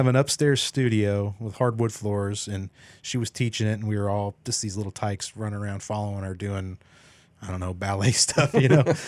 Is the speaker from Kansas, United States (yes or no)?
yes; Emporia, Kansas, United States; moved away; I was born and raised there